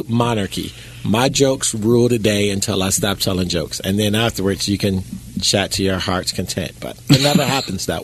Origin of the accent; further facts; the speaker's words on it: Chicago, Illinois, United States; I'm from Chicago.